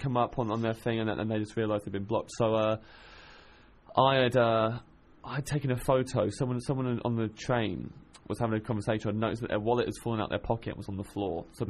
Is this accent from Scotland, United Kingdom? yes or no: no; Kettering, East Midlands, United Kingdom; moved away; grew up in Kettering in Northamptonshire